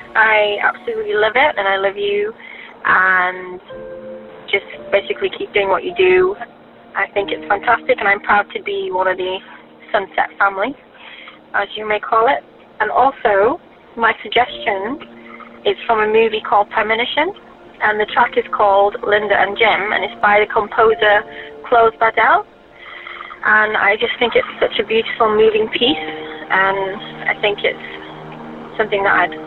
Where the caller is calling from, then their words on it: Leeds, Yorkshire and the Humber, United Kingdom; I'm calling from Leeds in the UK.